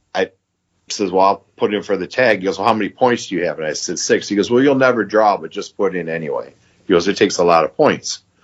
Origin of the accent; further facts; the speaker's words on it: Michigan, United States; I'm from Michigan